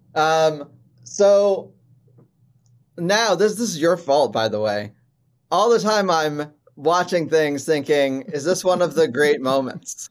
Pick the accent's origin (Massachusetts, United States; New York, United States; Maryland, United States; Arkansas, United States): Maryland, United States; I grew up in Maryland.